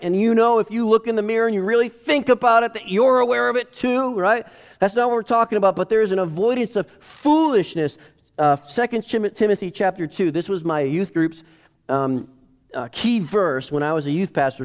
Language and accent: English; United States; I'm an American.